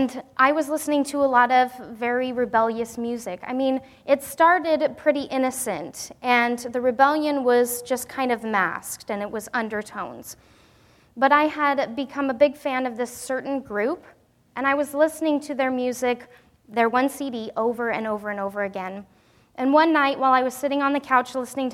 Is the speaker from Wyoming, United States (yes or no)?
yes; Wyoming, United States; moved away; also born or lived in Pacific Northwest; growing up in Wyoming